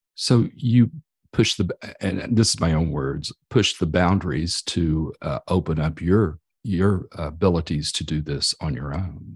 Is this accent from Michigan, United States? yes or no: no; Amarillo, Texas, United States; Texas, the same as I, I am from Amarillo area.